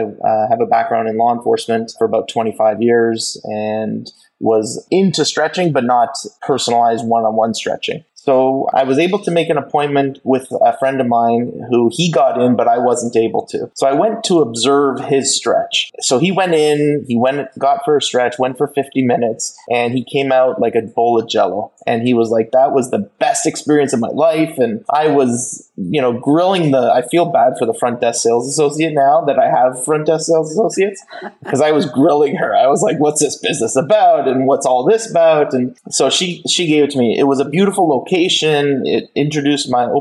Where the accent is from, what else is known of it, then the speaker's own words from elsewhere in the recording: Ontario, Canada; We are both born and raised in Ontario, Canada, and we have lived our lives here